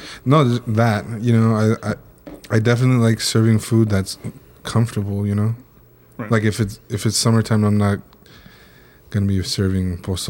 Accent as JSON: {"language": "English", "area": "Orange County", "region": "California", "country": "United States", "tie": "born or raised there", "said": "I grew up in Orange County."}